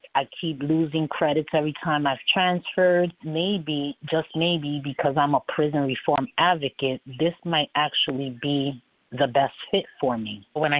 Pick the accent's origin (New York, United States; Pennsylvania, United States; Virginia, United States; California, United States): New York, United States; New York City; moved away as an adult; now in Holyoke, United States; I moved to Massachusetts about 5 years ago while I got used to living in a new state because I am originally from Brooklyn, New York.